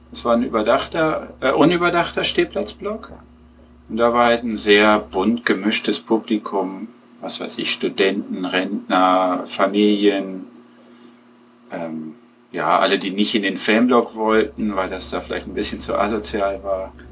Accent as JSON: {"language": "German", "town": "Peine", "region": "Lower Saxony", "country": "Germany", "said": "Nee, gar nicht. Ich komme aus Peine."}